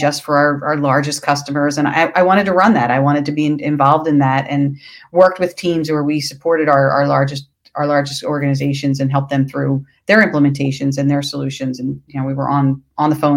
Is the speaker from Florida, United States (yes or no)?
no; Philadelphia, Pennsylvania, United States; I am from Philadelphia